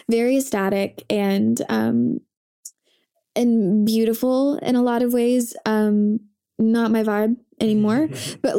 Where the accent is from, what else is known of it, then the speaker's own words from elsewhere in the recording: Coral Springs, Florida, United States; born there; I was born in Coral Springs, Florida